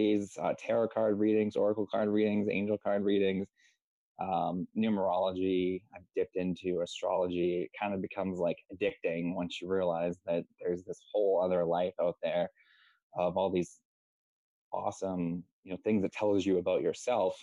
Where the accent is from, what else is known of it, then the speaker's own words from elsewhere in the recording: South Shore, Massachusetts, United States; I'm from Massachusetts over in the United States, in like the South Shore area